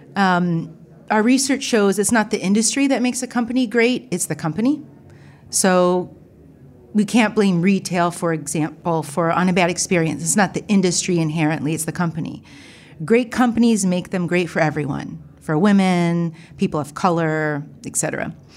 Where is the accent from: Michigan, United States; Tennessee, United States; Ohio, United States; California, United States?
Ohio, United States; I'm from Ohio. I grew up in a small town, small college town, predominantly white